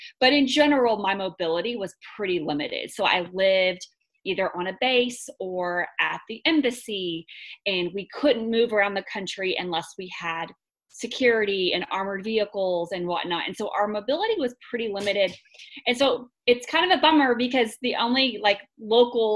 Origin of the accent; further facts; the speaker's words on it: Texas, United States; also born or lived in North Carolina / Washington, D.C.; I am from Texas originally. I grew up here